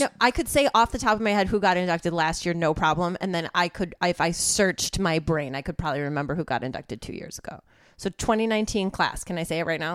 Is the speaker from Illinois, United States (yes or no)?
yes; suburbs of Chicago, Illinois, United States; moved away as an adult; now in Los Angeles, United States